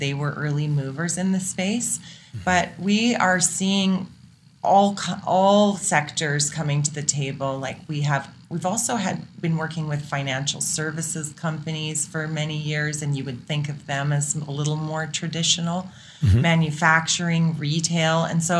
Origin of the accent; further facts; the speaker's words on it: Sydney, New South Wales, Australia; also born or lived in Calgary / Netherlands; now in Canada; Well, I was born in Calgary, and I always say, like, I left a number of times and then have come back again. So nice. I grew up as a kid in Sydney, Australia. As an oil and gas brat.